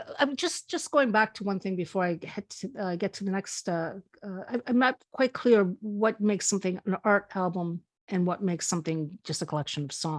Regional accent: Spain; also born or lived in Canada; And although I was born in Spain, I've lived a lot of my life in Canada, even though I did do high school in Spain.

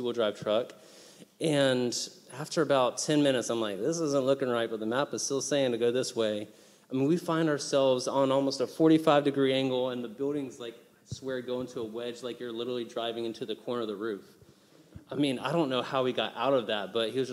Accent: United States; moved away as an adult; also born or lived in Haiti; As an American

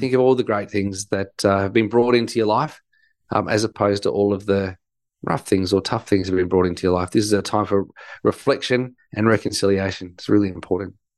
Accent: Melbourne, Victoria, Australia; growing up in Melbourne, Victoria, we don't have a white Christmas

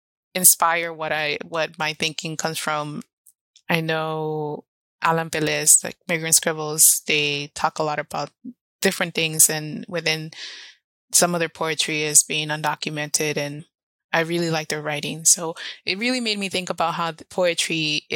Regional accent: Los Angeles, California, United States; English is a second language; also born or lived in Orizaba, Veracruz, Mexico / San Francisco / Oakland / Portland; So I've been raised

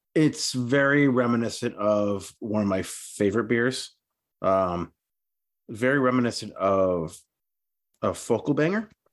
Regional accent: New England, United States; we're from New England

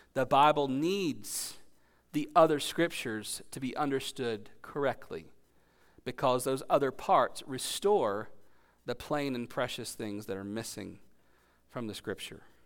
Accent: Gastonia, North Carolina, United States; my hometown of Gastonia

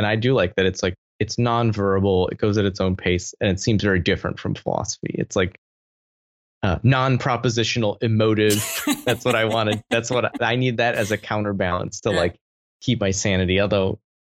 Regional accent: Michigan, United States; I grew up in the Midwest

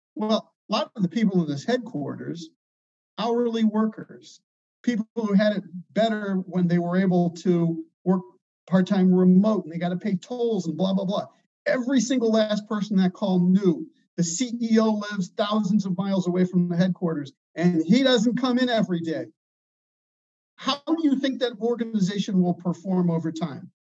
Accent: Chicago, Illinois, United States; I'm from Chicago

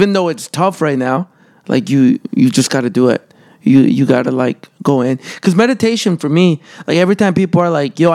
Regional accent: Calgary, Alberta, Canada; moved away as an adult; also born or lived in El Salvador; now in Toronto, Canada; I'm from El Salvador, but I grew up in Calgary

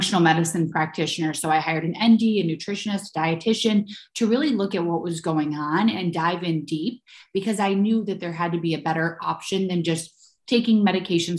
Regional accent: Ohio, United States; now in New York, United States; I was born in Ohio and I'm now based in New York.

